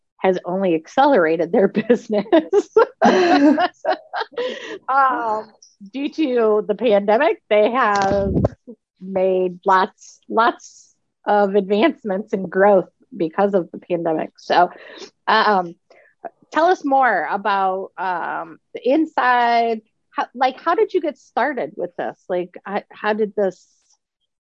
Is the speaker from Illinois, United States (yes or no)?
no; Michigan, United States; now in Ohio, United States; I'm originally from Michigan, and we would have feet, like just tons of snow, and they'd never cancel school